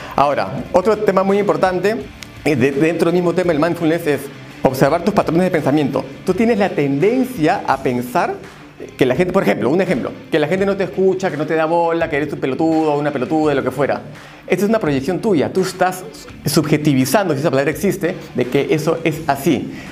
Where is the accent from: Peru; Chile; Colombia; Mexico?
Peru; Yo soy peruano